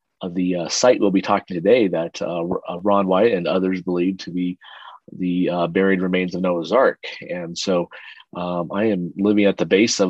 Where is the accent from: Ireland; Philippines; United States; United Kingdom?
Philippines; born there; I was born in the Philippines. My dad's he was in the U.S. Air Force. He was an American, and my mom was a Filipino, and that's where they met at the U.S. Air Force base there.